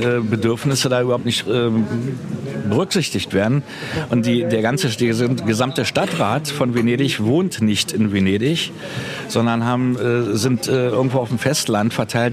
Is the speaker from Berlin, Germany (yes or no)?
yes; Berlin, Germany; now in Venice, Italy; meiner Heimatstadt Berlin